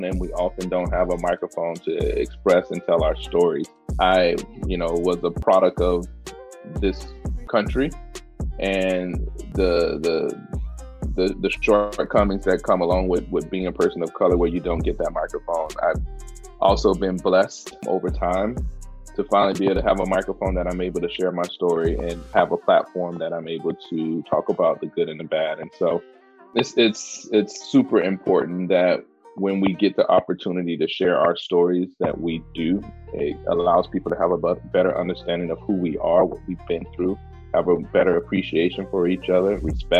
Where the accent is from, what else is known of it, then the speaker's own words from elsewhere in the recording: the South, United States; moved away; I'm from the South.